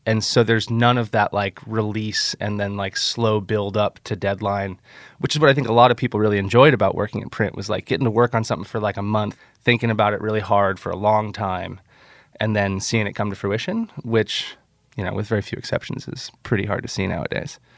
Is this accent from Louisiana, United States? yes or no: no; Nokomis, Florida, United States; moved away as an adult; also born or lived in Encinitas, California; I grew up on the Gulf Coast of Florida, uh, in a little town called Nokomis that's about an hour south of Tampa